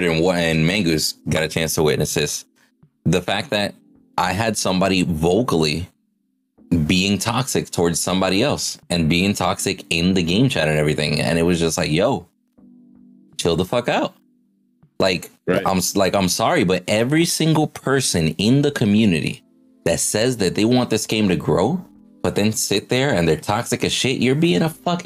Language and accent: English; Puerto Rico; I grew up with in Puerto Rico